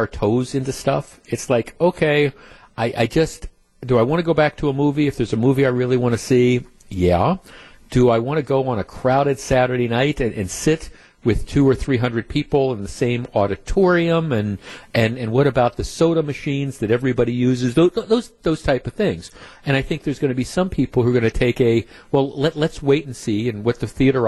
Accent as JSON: {"language": "English", "town": "Glendale", "region": "Wisconsin", "country": "United States", "tie": "born or raised there", "said": "I grew up in Glendale, and Northridge"}